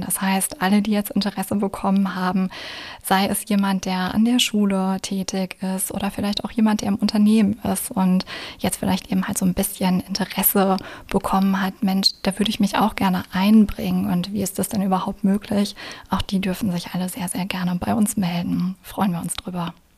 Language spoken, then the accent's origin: German; Essen, North Rhine-Westphalia, Germany; moved away as an adult; also born or lived in Spain / Passau; gebürtige Essenerin und sogar aus dem Essener Norden.